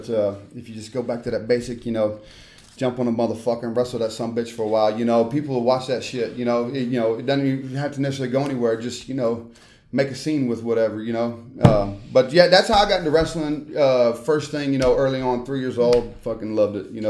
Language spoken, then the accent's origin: English; Memphis, Tennessee, United States; born or raised there; also born or lived in Charlotte, North Carolina / Mississippi